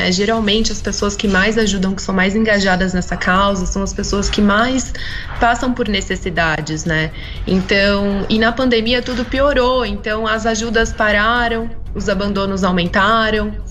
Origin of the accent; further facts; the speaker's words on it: São José dos Campos, São Paulo, Brazil; eu sou de São José dos Campos